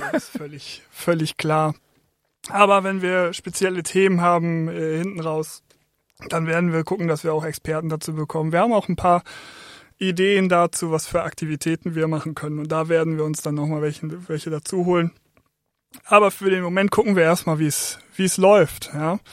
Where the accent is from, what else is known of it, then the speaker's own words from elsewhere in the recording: Oldenburg, Lower Saxony, Germany; moved away as an adult; now in Essen, Germany; bin aufgewachsen in Oldenburg